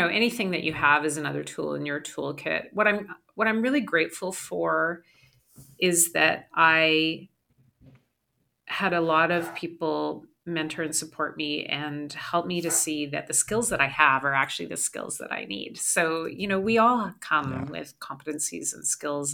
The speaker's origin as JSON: {"language": "English", "town": "Calgary", "region": "Alberta", "country": "Canada", "tie": "born or raised there", "said": "I grew up in Calgary"}